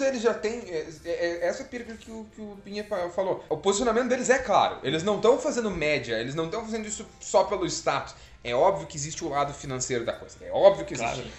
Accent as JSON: {"language": "Portuguese", "town": "Pitanga", "region": "Paraná", "country": "Brazil", "tie": "born or raised there", "said": "na época de escola, assim, é, a gente... Pitanga tinha muitos bairros"}